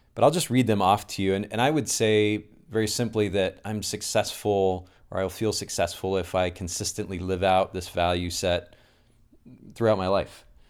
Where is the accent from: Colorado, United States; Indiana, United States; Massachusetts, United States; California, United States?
Indiana, United States; Kokomo; I'm originally from Kokomo, Indiana.